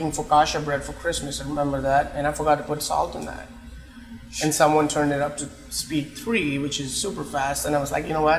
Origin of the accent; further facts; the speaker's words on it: Mumbai, Maharashtra, India; moved away as an adult; now in Canada; I'm from Bombay.